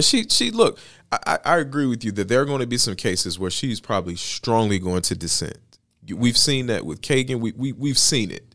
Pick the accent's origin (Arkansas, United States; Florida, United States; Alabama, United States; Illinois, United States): Alabama, United States; Bessemer; my hometown is where kind of ground zero is for the fight for Amazon. Best Man, Alabama